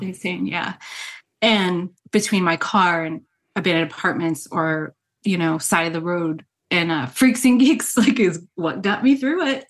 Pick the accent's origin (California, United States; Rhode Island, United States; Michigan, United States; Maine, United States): Rhode Island, United States; moved away; also born or lived in New York; growing up in New England, I grew up in Rhode Island